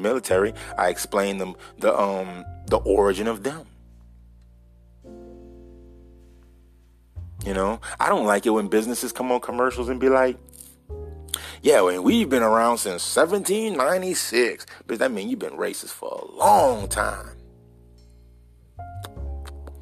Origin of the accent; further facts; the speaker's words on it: United States; I'm an American